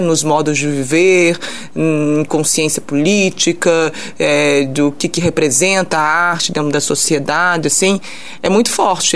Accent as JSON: {"language": "Portuguese", "country": "France", "tie": "born or raised there", "moved": "as an adult", "lives_now": "São João del-Rei, Brazil", "said": "eu cresci na França"}